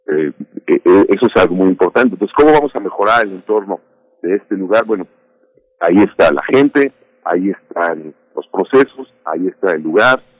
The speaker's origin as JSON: {"language": "Spanish", "country": "Mexico", "said": "yo me lo aviento solito, no se preocupe, somos mexicanos, sí podemos."}